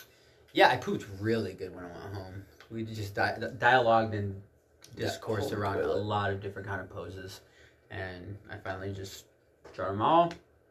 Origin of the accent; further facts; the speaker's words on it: Texas, United States; I grew up in Texas